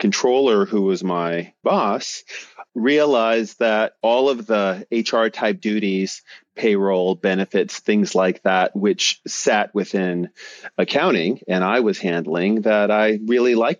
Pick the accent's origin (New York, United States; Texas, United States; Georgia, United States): New York, United States; New York City; moved away as an adult; now in San Francisco, United States; I am a native New Yorker. I grew up in New York City and Brooklyn, to be exact